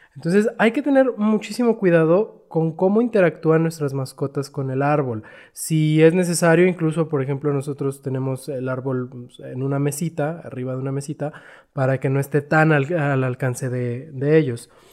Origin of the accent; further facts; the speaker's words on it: Chihuahua, Mexico; moved away; yo soy de Chihuahua y allá en Chihuahua pues todos tenemos calefacción